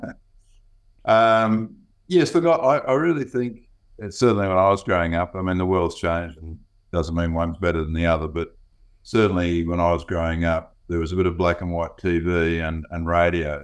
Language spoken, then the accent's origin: English; Gold Coast, Queensland, Australia; I grew up on the, uh, the Gold Coast um, back in the late 50s, early 60s